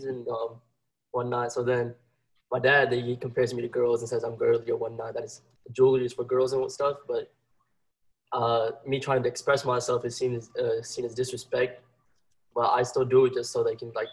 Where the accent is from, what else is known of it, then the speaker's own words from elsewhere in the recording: Houston, Texas, United States; I'm from Houston, Texas. I'm 16